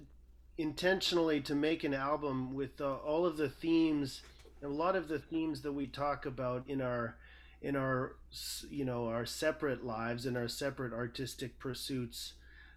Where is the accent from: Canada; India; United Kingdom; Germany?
Canada; Manitoba; I was born in Manitoba, and that's where I grew up and was raised.